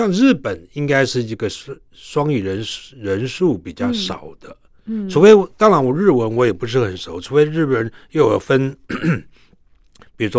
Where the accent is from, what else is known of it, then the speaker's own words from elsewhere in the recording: Taiwan; 像我是爸妈都都本省人嘛，台湾人，所以我的台湾话没问题。啊，中文没问题，英语没问题，